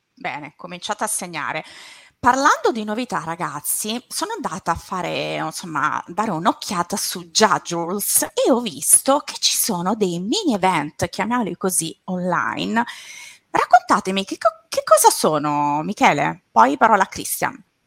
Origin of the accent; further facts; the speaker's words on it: Latina, Lazio, Italy; io sono laziale, vengo dal Lazio, da Latina